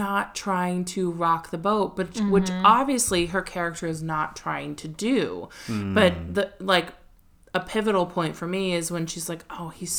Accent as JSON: {"language": "English", "country": "United States", "said": "as an American"}